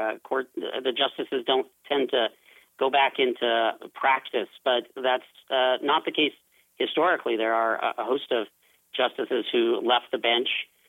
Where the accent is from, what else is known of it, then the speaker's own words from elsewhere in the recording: Idaho, United States; also born or lived in Utah; Well, technically, I was born in Utah, but raised in the great state of Idaho.